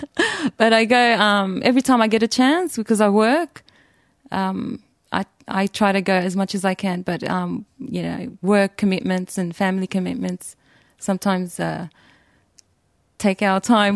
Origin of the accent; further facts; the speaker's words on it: Australia; I was born in Australia, born and raised